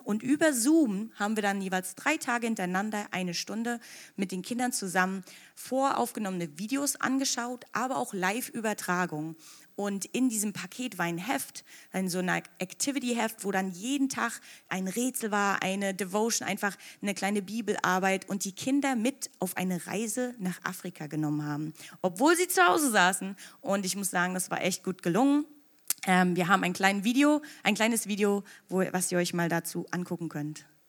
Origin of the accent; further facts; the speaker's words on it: Anklam, Mecklenburg-Vorpommern, Germany; moved away as an adult; also born or lived in Magdeburg / New York; ich bin geboren und aufgewachsen in Mecklenburg-Vorpommern, ähm, genau gesagt in Antlam